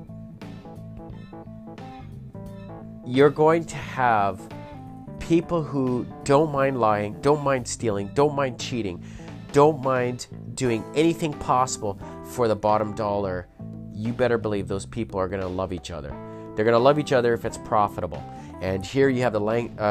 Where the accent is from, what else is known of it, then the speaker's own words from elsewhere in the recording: Canada; I am just an average Canadian